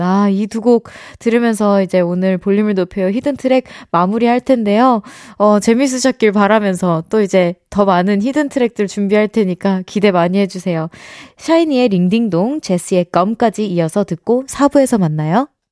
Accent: United States; moved away; 미국에서 어린 시절 같이 이제 세월을 보냈던 가족분들은

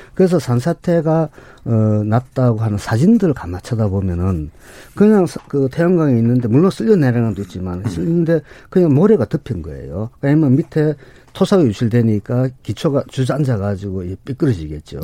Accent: Gangwon, South Korea; 우리 강원도에 제가 강원도에서 왔는데

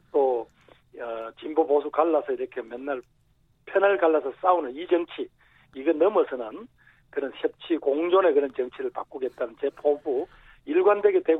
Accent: Daegu / North Gyeongsang, South Korea; moved away; 종묘를 따지면 토종인데 잠시 좀 바깥 동네 나가서 조금 살다가 왔다.

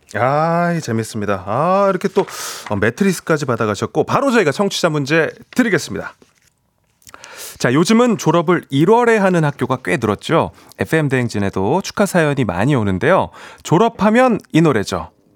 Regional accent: South Korea; 저도 음. 딱 한국 사람인지

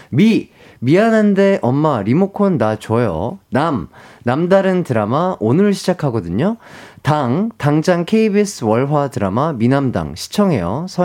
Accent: Seoul, South Korea; 저 서울입니다.

